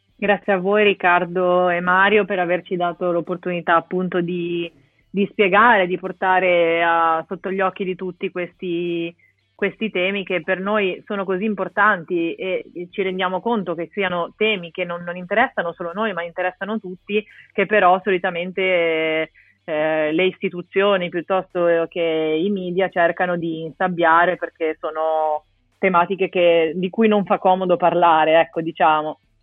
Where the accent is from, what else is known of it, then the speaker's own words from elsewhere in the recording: Genoa, Liguria, Italy; io sono di Genova